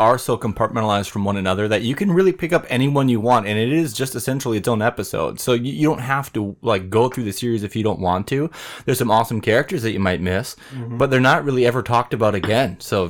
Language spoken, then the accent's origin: English; Mora, Minnesota, United States; it was like going to my hometown of Mora